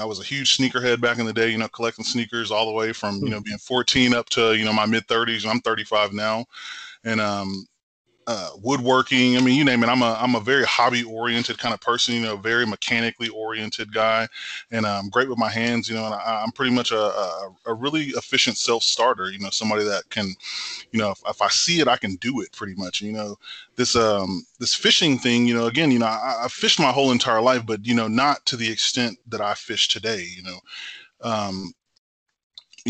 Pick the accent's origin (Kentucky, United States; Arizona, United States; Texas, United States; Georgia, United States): Texas, United States; Temple; born or raised there